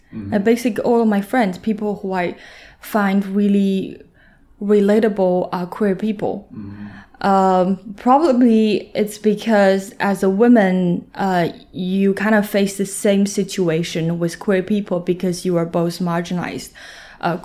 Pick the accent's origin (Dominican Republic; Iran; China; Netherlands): China; Shanxi; now in Shanghai, China; I'm from Shanxi. Mm-hmm. Shanxi, so that province is just a little bit under Beijing. Very small city, tier 5.